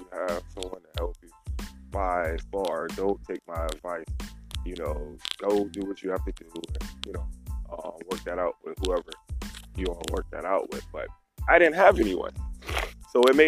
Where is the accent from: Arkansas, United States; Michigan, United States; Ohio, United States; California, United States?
Ohio, United States; Youngstown; also born or lived in Finland; I'm from Youngstown, Ohio